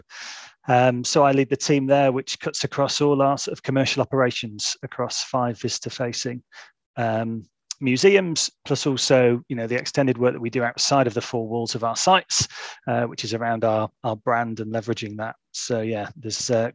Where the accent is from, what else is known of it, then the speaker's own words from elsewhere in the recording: Stockport, North West England, United Kingdom; also born or lived in Oldham; I grew up in Stockport, just outside of Manchester